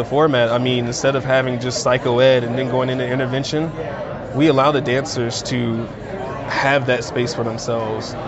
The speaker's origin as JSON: {"language": "English", "region": "North Carolina", "country": "United States", "moved": "yes", "lives_now": "Denver, United States", "said": "I'm originally from North Carolina, but I currently attend the University of Denver"}